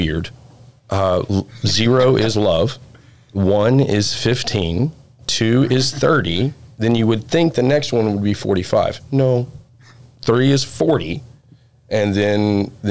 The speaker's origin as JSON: {"language": "English", "region": "East Texas", "country": "United States", "said": "I'm from East Texas"}